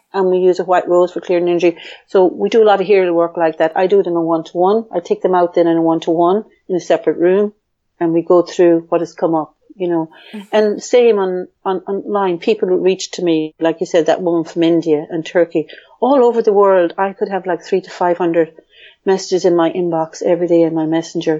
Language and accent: English; Ireland; But I grew up in a male dominant family where in Ireland, the girl was kind of the second class one